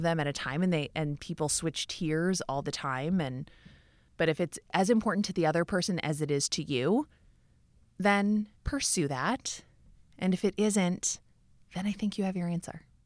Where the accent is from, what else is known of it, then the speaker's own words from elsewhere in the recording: Minneapolis, Minnesota, United States; moved away as an adult; also born or lived in New York; I left New York and moved back to Minneapolis, even though I grew up in Minneapolis.